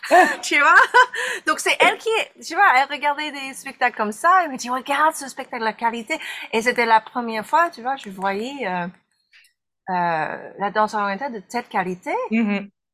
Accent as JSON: {"language": "French", "country": "United States", "said": "je suis américaine"}